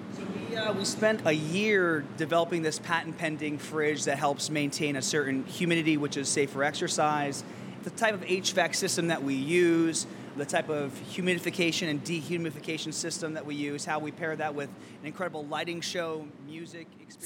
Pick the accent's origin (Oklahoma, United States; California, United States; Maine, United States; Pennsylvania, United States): Pennsylvania, United States; now in New York, United States; we've grown up in small towns. I'm from Pennsylvania